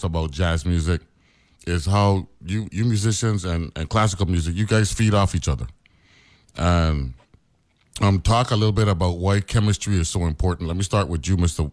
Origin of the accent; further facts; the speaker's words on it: U.S. Virgin Islands; also born or lived in Harlem, New York City; I was born Uptown, but I lived in the Virgin Islands all my life